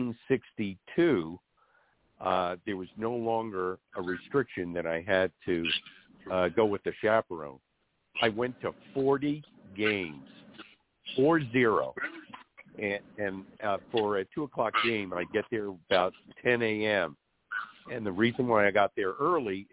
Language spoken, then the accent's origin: English; New York City, New York, United States; growing up in New York, in the tri-state area